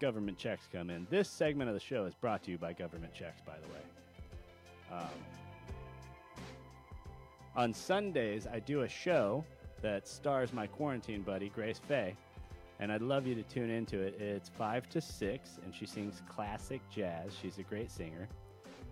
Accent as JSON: {"language": "English", "region": "California", "country": "United States", "said": "I'm a Californian"}